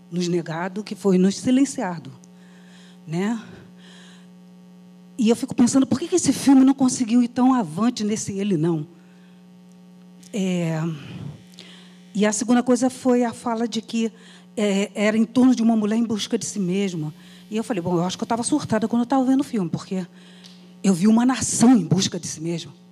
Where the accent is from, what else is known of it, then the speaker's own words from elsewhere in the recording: Brazil; E eu, enquanto brasileira, professora, 40 anos dentro né, do magistério